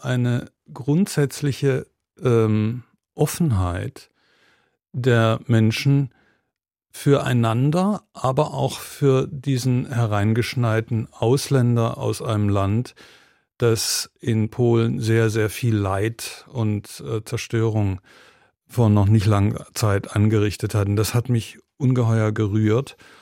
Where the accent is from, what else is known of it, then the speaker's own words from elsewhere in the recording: Germany; moved away as an adult; also born or lived in United Kingdom / Georgia / Berlin; als ich als junger Mensch sozusagen in Deutschland aufgewachsen bin